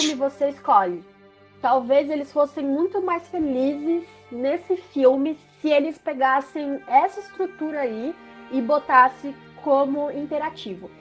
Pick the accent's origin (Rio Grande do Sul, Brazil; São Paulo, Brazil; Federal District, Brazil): São Paulo, Brazil; Sorocaba; eu sou de Sorocaba